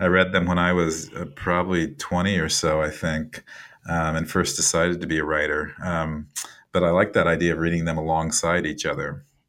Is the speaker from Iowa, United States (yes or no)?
yes; Iowa, United States; moved away; I've moved away from Iowa and it's been a number of years since I've lived there